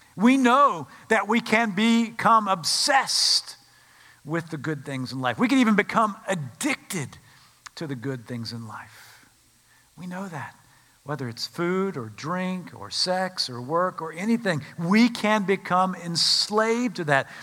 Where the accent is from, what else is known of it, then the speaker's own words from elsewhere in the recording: Winston-Salem, North Carolina, United States; I grew up in Winston-Salem, North Carolina.